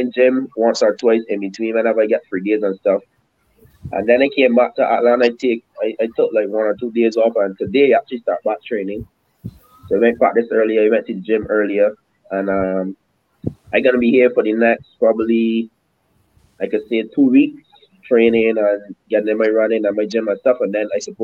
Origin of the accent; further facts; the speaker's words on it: Barbados; moved away as an adult; also born or lived in Queens, New York; now in United States; me growing up in Barbados and in the Caribbean